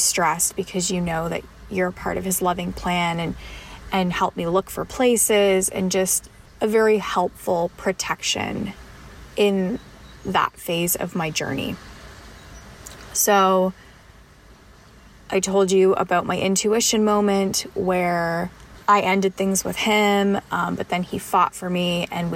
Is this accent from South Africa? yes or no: no; Canada; as a Canadian